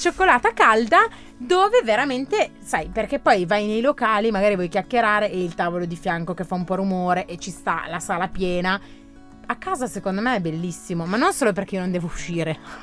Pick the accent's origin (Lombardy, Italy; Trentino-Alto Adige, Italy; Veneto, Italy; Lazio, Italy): Lombardy, Italy; Graffignana; moved away as an adult; now in Milan, Italy; torno sempre meno a Graffignana che è il mio paese d'origine